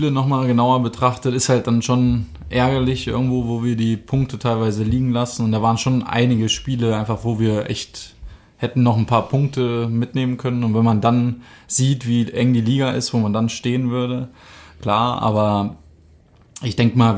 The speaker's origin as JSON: {"language": "German", "town": "Düsseldorf", "region": "North Rhine-Westphalia", "country": "Germany", "tie": "born there", "also_born_or_lived": "Freiburg", "lives_now": "Bavaria, Germany", "said": "bin 27 Jahre alt, gebürtig aus Düsseldorf. Ähm, bin jetzt einige Jahre schon in Bayern, war ja zwar in Freiburg ein paar Jahre jetzt auch unterwegs, aber im Sommer habe ich meine Homebase in Bayern gefunden."}